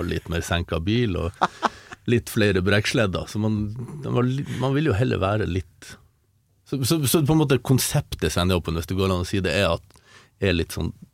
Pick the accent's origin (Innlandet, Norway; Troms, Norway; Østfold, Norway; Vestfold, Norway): Troms, Norway; Målselv; accent: samnordnorsk; also born or lived in Harstad; jeg ble født i Harstad, men så flytta jeg til Målselv når jeg var en måned